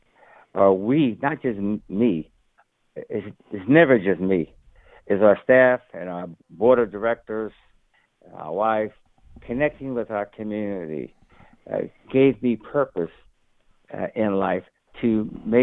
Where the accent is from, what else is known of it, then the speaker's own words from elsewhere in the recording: New Jersey, United States; I grew up in the 60s. And experienced in my hometown in New Jersey